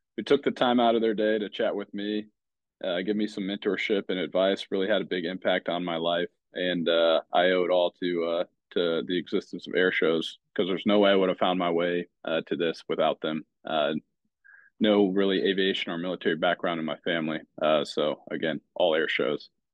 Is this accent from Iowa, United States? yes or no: yes; Davenport, Iowa, United States; I grew up in Davenport, Iowa.